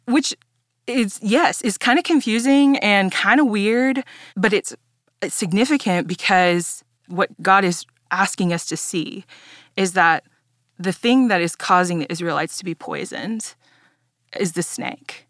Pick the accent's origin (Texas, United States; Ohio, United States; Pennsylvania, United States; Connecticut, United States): Texas, United States; Dallas; I grew up here in Dallas, um, but I grew up in a Mexican-Italian household